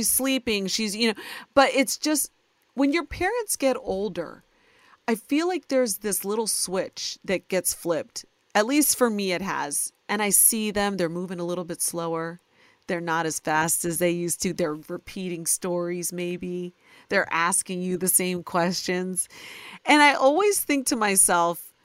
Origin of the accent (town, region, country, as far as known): Ohio, United States; born or raised there